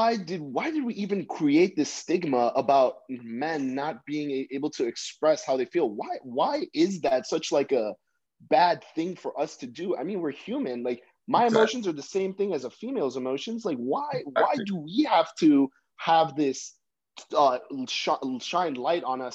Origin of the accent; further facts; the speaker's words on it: United States; I'm from the States